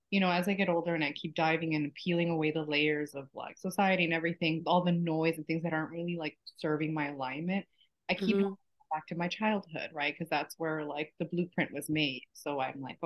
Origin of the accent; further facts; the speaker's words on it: Toronto, Ontario, Canada; moved away as an adult; also born or lived in Texas; now in Miami, United States; I'm currently in Miami. I was born in Texas and raised in Toronto.